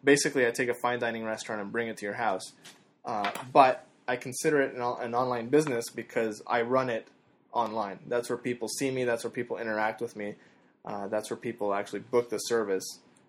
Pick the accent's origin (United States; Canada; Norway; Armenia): Canada; Yeah, I'm Canadian.